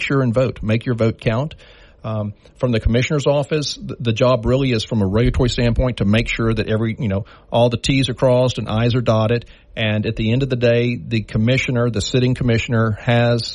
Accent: DeRidder, Louisiana, United States; I grew up in DeRidder, Beauregard Parish

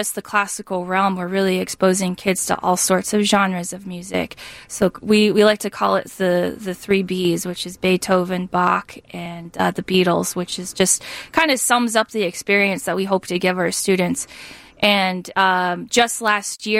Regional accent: Arizona, United States; moved away as an adult; now in Chicago, United States; I was from Arizona, and I was coming here for grad school

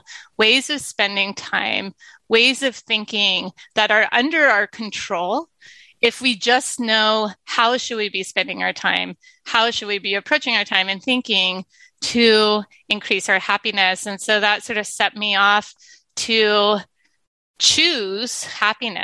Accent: San Diego, California, United States; moved away; San Diego, which is my hometown

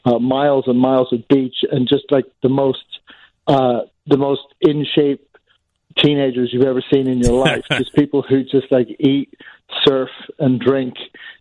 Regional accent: Ireland; also born or lived in England; now in Chicago, United States; I'm not from here originally. I grew up in Ireland and England, and then I wound up here somehow.

